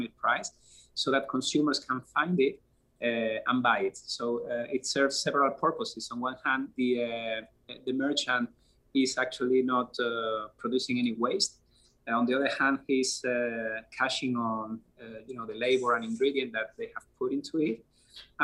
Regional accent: Spain; English is a second language; moved away as an adult; now in United States; I'm original from Europe, from Spain, as you can probably see from my accent

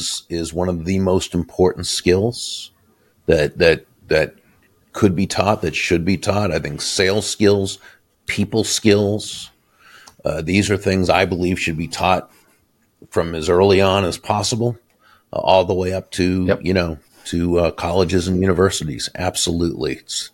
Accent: Boston, Massachusetts, United States; now in Florida, United States; I grew up in Boston, Massachusetts, so I grew up as a Red Sox fan, but I moved to Florida about 35 years ago

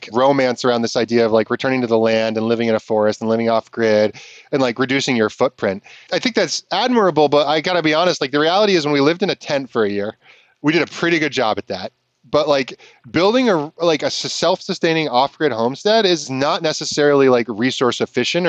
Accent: Vermont, United States; growing up in Vermont

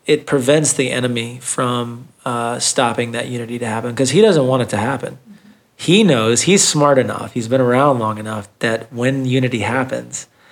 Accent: Thomasville, United States; I grew up in Thomasville

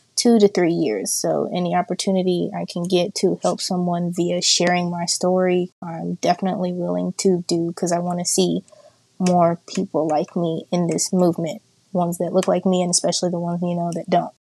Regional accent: Hot Springs, Arkansas, United States; I am from Hot Springs, Arkansas, born and raised.

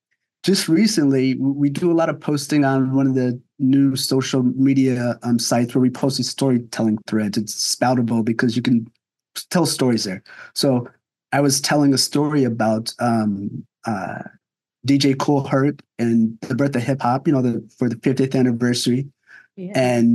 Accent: New Jersey, United States; And, you know, and I grew up in New Jersey, so I had some friends of that culture.

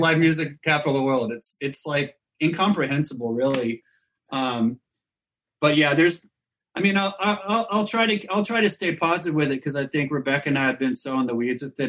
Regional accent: Austin, Texas, United States; growing up in Austin

